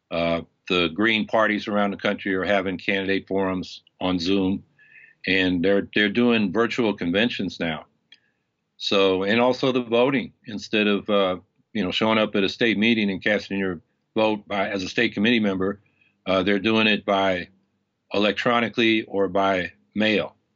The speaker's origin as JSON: {"language": "English", "region": "California", "country": "United States", "lives_now": "Syracuse, United States", "said": "Originally from California."}